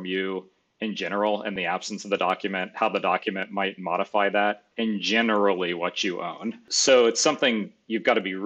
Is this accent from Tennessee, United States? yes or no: no; Gainesville, Florida, United States; I grew up in Gainesville.